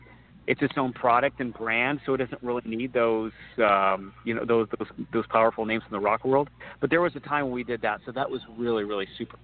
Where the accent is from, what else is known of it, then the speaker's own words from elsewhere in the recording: Peoria, Illinois, United States; who comes from my hometown of Peoria, Illinois